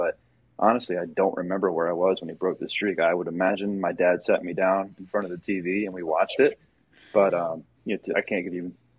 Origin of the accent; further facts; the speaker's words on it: Maryland, United States; born there; So yeah, I was born in Maryland.